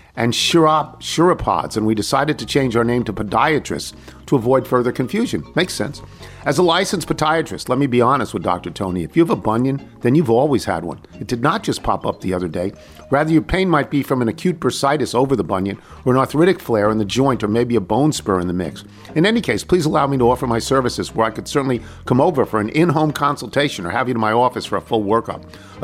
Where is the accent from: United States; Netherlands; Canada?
Canada; I'm a gal from Canada who cold-called Reggie Jackson's peeps